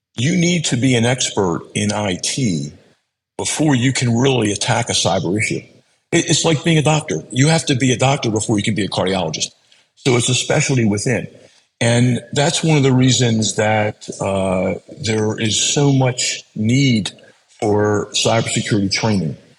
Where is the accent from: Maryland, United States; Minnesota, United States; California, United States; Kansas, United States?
Maryland, United States; Baltimore; I was born in Baltimore. I went to grade school in Baltimore, high school in Baltimore, college in Baltimore, raised my kids in Baltimore